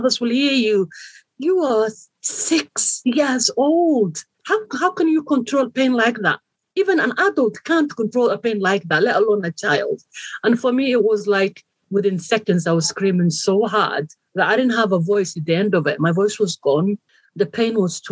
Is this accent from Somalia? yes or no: yes; Somalia; moved away; I come from Somalia, east of Africa. It's called the Horn of Africa. Very beautiful country, very hot country. I was born and raised there